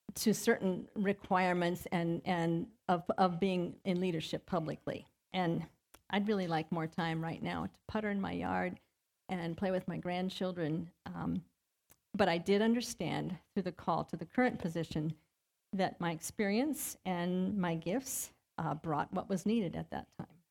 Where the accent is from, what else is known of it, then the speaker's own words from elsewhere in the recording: Ohio, United States; moved away as an adult; I grew up in Ohio